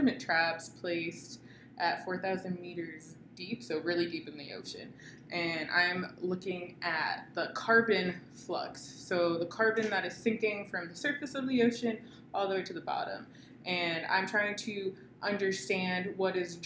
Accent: Boston, Massachusetts, United States; now in California, United States; I'm from the East Coast, more specifically the Boston area

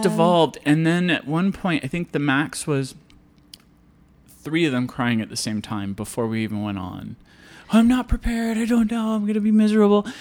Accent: Iowa, United States; I grew up in Iowa, eh, on a farm

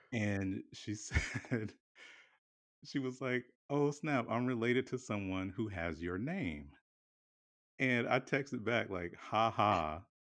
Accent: South Carolina, United States; now in Philadelphia, United States; we're both from South Carolina. Like both of our families are, you know, South Carolina born and raised

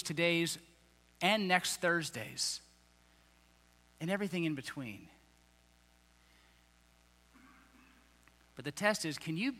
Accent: United States; I'm an American

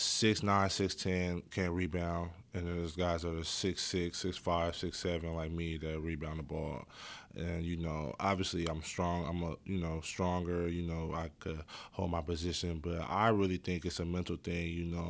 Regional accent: Oakland, California, United States; I love Oakland, man. Every time I go back, I never want to leave.

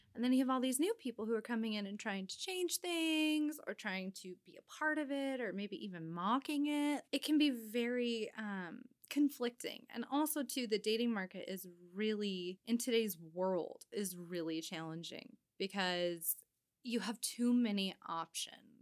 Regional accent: Winnemucca, Nevada, United States; moved away as an adult; also born or lived in Reno, Nevada; now in Seattle, United States; I'm originally from a very small town in northern Nevada called Winnemucca, where it's less than ten thousand people. I grew up, uh, in a street where, no, you don't lock your front door

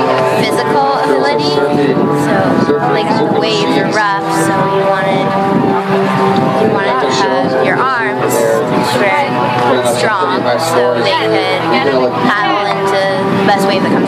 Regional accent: San Diego, California, United States; now in Tofino, Canada; I live here in Tofino. I was born in San Diego.

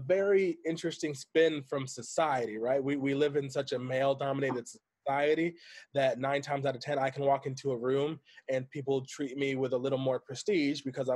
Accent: Grand Rapids, Michigan, United States; also born or lived in Greenville, Michigan / Kalamazoo, Michigan; I'm from Grand Rapids, Michigan. I went to high school in Greenville, Michigan, which is a very rural area.

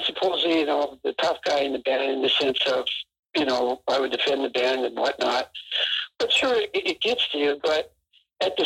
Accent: Canada; being Canadian

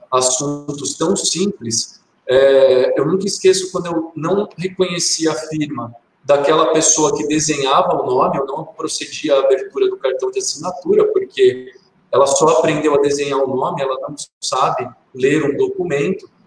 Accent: Barbacena, Minas Gerais, Brazil; also born or lived in Santo Antônio do Pinhal; now in Itaquaquecetuba, Brazil; Eu pareço aquele personagem da escolinha, quando eu era criança pequena lá em Barbacena. Eu prometi que quando eu saísse de Santo Antônio, eu ia tentar não citar

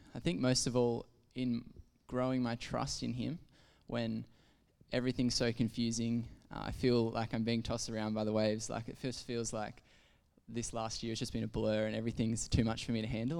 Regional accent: Ballina, New South Wales, Australia; moved away as an adult; I grew up in Ballina in New South Wales, which is a bit is a country coastal town

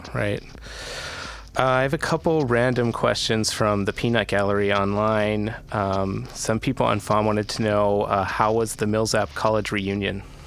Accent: Pittsburgh, Pennsylvania, United States; now in New York, United States; I grew up in Pittsburgh

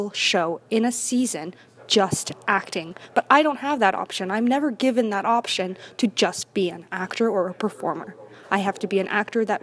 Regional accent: Vancouver, British Columbia, Canada; I was born and raised in Vancouver.

